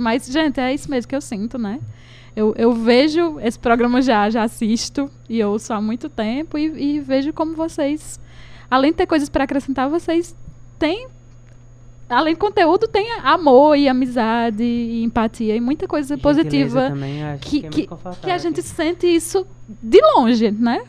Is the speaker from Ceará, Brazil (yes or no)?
yes; Crato, Ceará, Brazil; moved away as an adult; volto aqui na minha terra, Crato